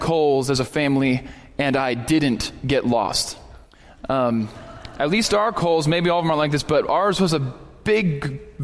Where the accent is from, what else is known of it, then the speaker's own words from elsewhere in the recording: Erie, Pennsylvania, United States; moved away as an adult; now in Texas, United States; When I grew up in Erie, Pennsylvania